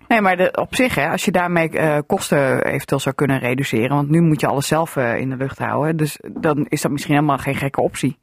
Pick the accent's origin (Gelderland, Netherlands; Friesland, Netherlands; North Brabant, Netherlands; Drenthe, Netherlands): Drenthe, Netherlands; also born or lived in Assen; hier bij ons in Drenthe